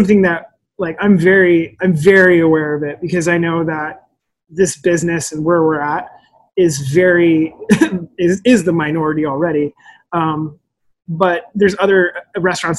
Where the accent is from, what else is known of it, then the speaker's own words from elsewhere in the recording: Olympia, Washington, United States; I grew up in Olympia, which is like super white